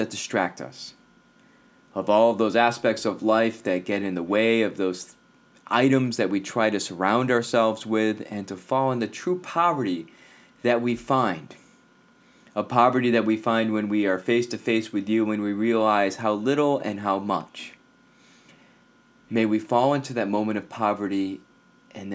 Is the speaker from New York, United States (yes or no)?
yes; Albany, New York, United States; I grew up near Siena College in the Albany area